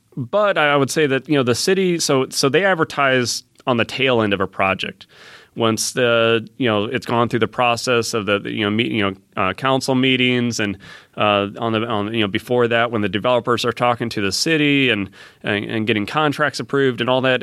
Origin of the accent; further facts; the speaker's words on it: Fort Wayne, Indiana, United States; now in Fishers, United States; I grew up in Fort Wayne